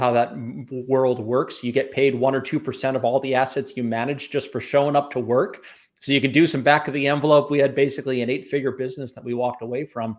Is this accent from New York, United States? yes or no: yes; New York, United States; So I grew up on the North Shore of Long Island, and I escaped without an accent.